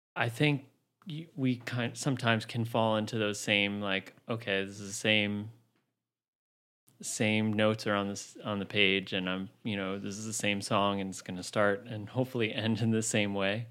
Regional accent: New City, New York, United States; moved away as an adult; also born or lived in Queens, New York; now in Brooklyn, United States; I grew up in Rockland County, suburbs in New City.

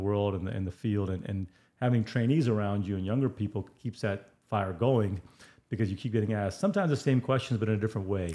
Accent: India; I'm Indian

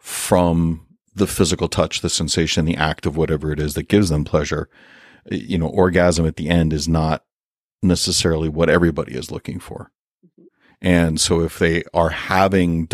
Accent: United States; we as an American people

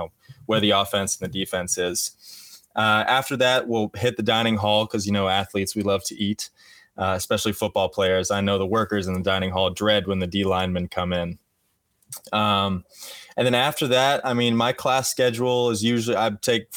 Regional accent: Dallas, Texas, United States; moved away as an adult; I grew up in the Dallas, Texas area

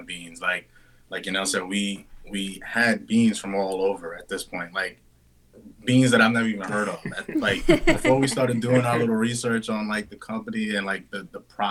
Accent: New York City, New York, United States; we grew up in the Bronx, born and raised

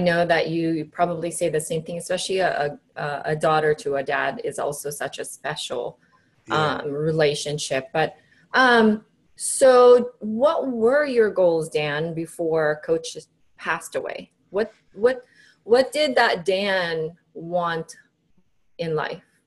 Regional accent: Cebu, Central Visayas, Philippines; moved away; I grew up in the Philippines. So okay. in my island, Cebu

